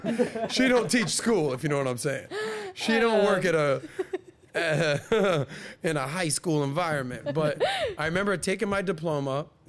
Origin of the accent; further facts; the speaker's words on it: Miami, Florida, United States; I grew up in Miami. I've lived in Miami. I still hang out in Miami.